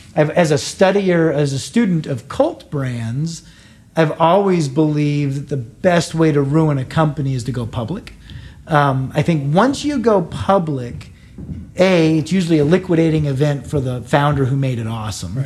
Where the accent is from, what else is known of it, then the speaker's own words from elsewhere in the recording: United States; now in Canada; I'm an American